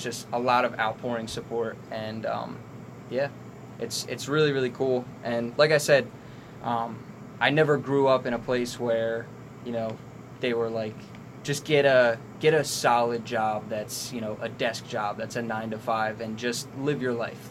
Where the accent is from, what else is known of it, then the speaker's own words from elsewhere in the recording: Hamilton, New Jersey, United States; also born or lived in Trenton, New Jersey; I'm 22. I'm from Hamilton